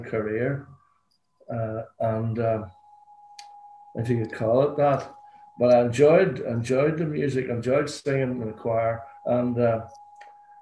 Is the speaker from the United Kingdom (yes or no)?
yes; Belfast, Northern Ireland, United Kingdom; I grew up in North Belfast and in Dunkern Gardens